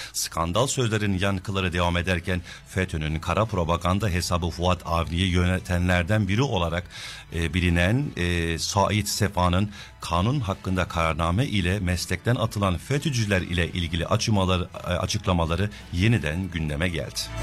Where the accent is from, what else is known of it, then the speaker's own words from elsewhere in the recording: Turkey; now in Sydney, Australia; Türkiye'de büyüdük çoğumuz.